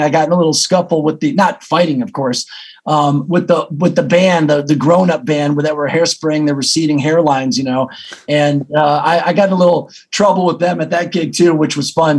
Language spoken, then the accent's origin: English; Detroit, Michigan, United States; moved away as an adult; I wouldn't be where I am if I didn't grow up in Detroit